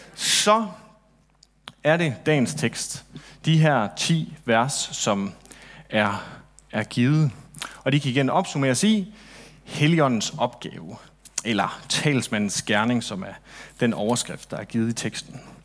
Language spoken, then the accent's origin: Danish; Central and West Jutland, Central Denmark Region, Denmark; midtjyde, som jeg er, jeg kommer egentlig fra Midt- og Vestjylland, hvis det skal sådan helt rigtigt